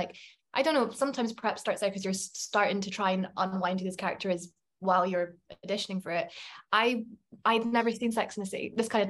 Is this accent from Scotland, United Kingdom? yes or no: yes; Scotland, United Kingdom; I think you maybe being Scottish can give you a certain sense of humor or candor, and you can be a little bit blunt sometimes.